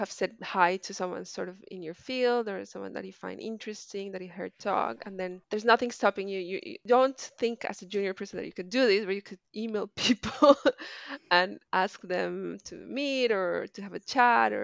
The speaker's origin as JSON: {"language": "English", "country": "Colombia", "also_born_or_lived": "France", "second_language": "English", "moved": "as an adult", "lives_now": "Melbourne, Australia", "said": "I did my PhD in France, and I'm from Colombia, so I moved around a bit"}